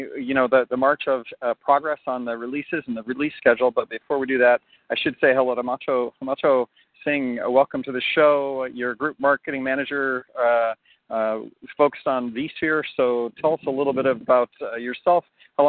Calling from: Chicago, Illinois, United States; So yeah, I am recording from Chicago, so I'm outside. I'm out in Chicagoland.

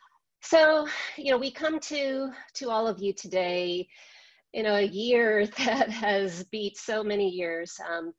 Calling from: Minneapolis, Minnesota, United States; I am joining you from Minneapolis, where just blocks from my home, businesses remain boarded up, protests continue.

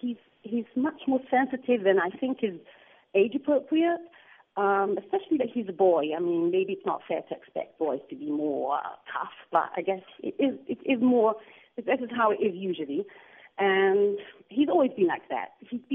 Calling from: Israel; I'm calling from Eretz Yisrael. It's actually almost morning here.

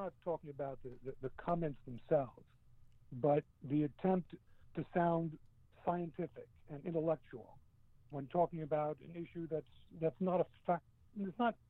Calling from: New Jersey, United States; from New Jersey.

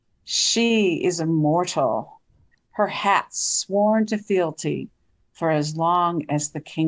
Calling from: Bisbee, Arizona, United States; I'm calling from Bisbee, Arizona.

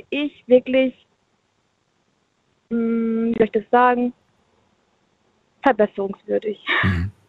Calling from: Munich, Bavaria, Germany; Also ich bin, ich bin aus München und ich habe jetzt ein bisschen mitgehört

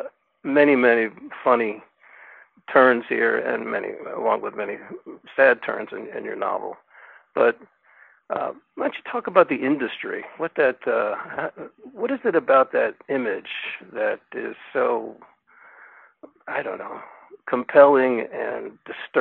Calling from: Lafayette, California, United States; Calling from East Bay, Lafayette, California.

